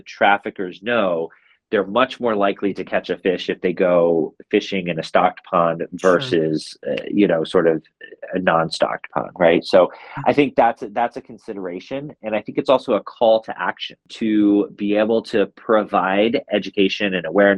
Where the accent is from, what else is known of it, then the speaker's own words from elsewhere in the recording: United States; as American citizens living in America